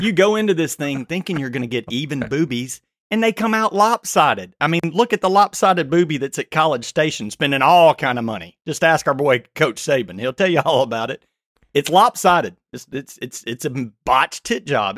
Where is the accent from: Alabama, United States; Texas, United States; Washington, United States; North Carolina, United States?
Alabama, United States; the South; I'm from the South